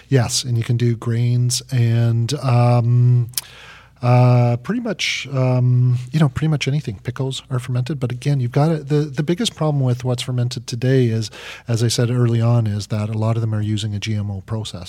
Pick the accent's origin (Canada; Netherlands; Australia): Canada; Vancouver, British Columbia; I'm, I'm up from, I'm down from Canada, but in Vancouver